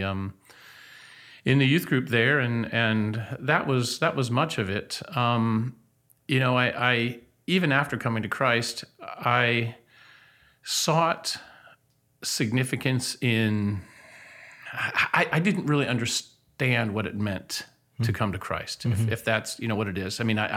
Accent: Athens, Ohio, United States; moved away as an adult; also born or lived in Columbus, Ohio / Baton Rouge, Louisiana; now in Nacogdoches, United States; I'm originally from Ohio, born and raised in Ohio, born in Columbus, raised in Athens, a small college town in southeastern Ohio

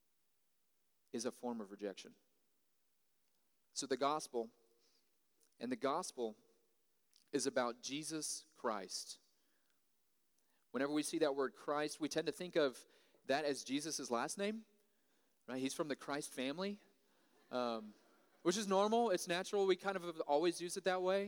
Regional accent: United States

